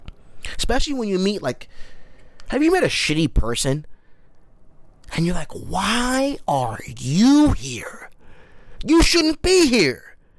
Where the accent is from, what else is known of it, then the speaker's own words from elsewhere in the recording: United States; I am so American